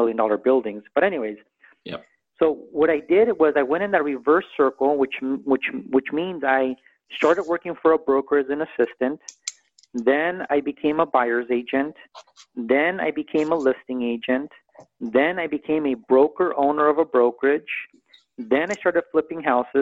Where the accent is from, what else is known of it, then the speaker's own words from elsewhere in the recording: Santa Monica, California, United States; also born or lived in Culver City; I was born in Santa Monica